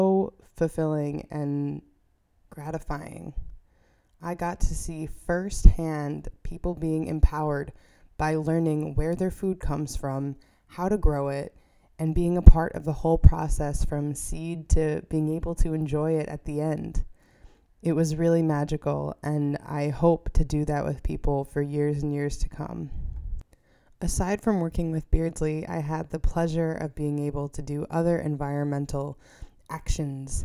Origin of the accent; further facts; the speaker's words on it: New York, United States; moved away as an adult; I returned to my home state of New York